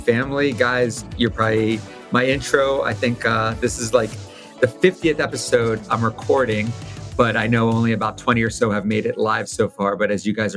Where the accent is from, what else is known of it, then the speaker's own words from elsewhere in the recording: Wilmington, Delaware, United States; I'm from Wilmington, Delaware